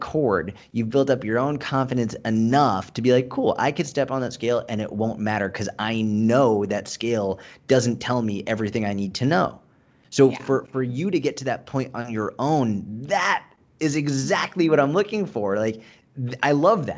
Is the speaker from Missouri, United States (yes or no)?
no; Boston, Massachusetts, United States; moved away; I grew up in Boston